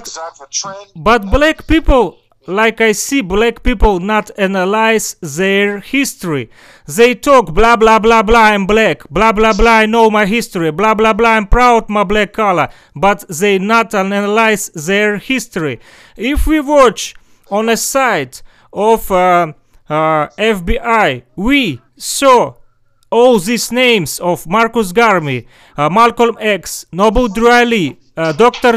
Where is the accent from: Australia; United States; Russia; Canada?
Russia; English is a second language; I'm far from New York. I'm far from USA. I'm from Russia.